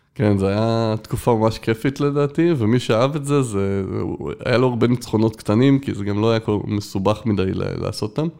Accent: Israel; עד כיתה ב' הייתי בבית ילדים

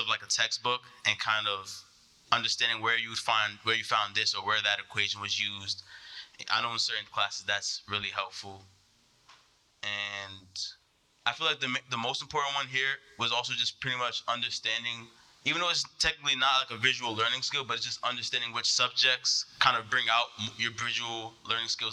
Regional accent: New York, United States; I'm from New York, and I'm a mechanical engineering major

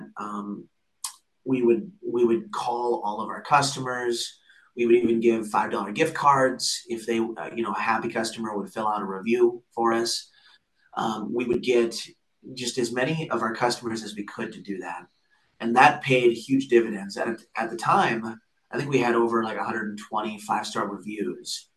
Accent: Cedar Rapids, Iowa, United States; we grew up in Cedar Rapids, Iowa

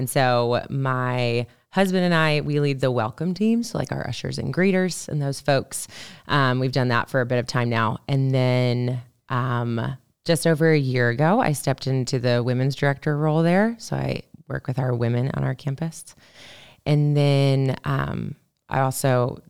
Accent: Virginia, United States; Yeah, I grew up in Northern Virginia. So right outside DC. And then, I mean, I grew up there like my entire life.

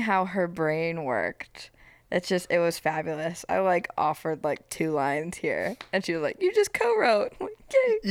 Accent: Panama City, Florida, United States; I'm from Panama City

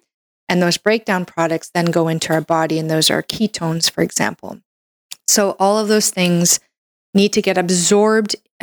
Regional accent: Canada; I'm a Canadian medical doctor

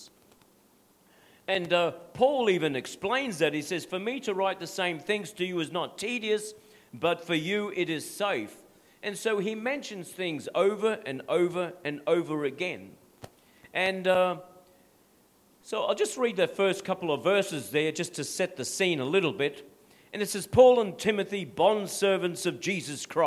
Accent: Australia; My identity is not being an Aussie guy from Dutch descent.

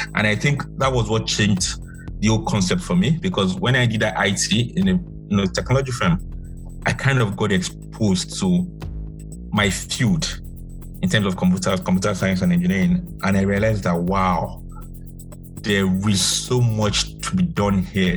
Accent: Nigeria

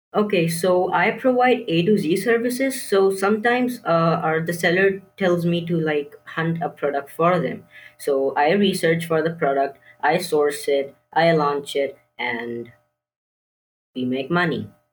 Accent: Karachi, Sindh, Pakistan; I'm sixteen years old, and I'm from Pakistan, Karachi.

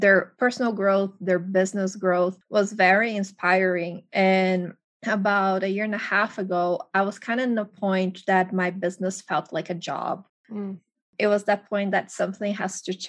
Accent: Brazil; moved away as an adult; now in United States; I'm originally from Brazil

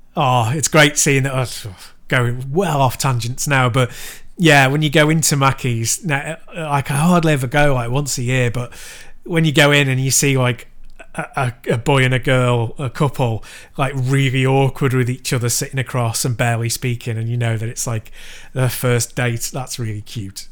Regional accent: Chester, North West England, United Kingdom; my hometown, Chester

